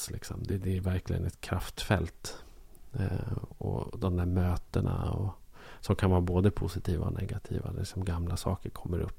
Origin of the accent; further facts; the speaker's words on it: Norrland, Sweden; now in Stockholm, Sweden; Och jag för min del blev mycket mera norrlänning eh, efter min flytt till Stockholm än när jag växte upp i södra Norrland.